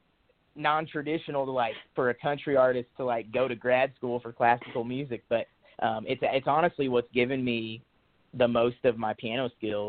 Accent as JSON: {"language": "English", "town": "Latham", "region": "Illinois", "country": "United States", "tie": "born or raised there", "moved": "as an adult", "lives_now": "Nashville, United States", "said": "I grew up in the Midwest. I grew up in a little town called Latham, Illinois, little 400-person farm town. Grew up like many farm kids, you know, around tractors and we had cows for a little bit growing up"}